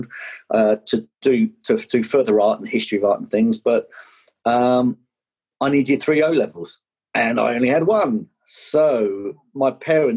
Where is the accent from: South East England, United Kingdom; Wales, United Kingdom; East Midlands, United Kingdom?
South East England, United Kingdom; Kent; I grew up down in Kent